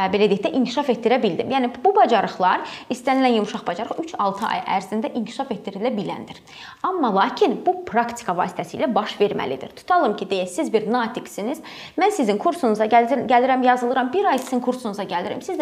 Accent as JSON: {"language": "Azerbaijani", "region": "Ganja", "country": "Azerbaijan", "moved": "yes", "lives_now": "Baku, Azerbaijan", "said": "mən Gəncədənəm, gəlib Bakıda hə. yaşayıram, amma mən Gəncəliləri unutmuram"}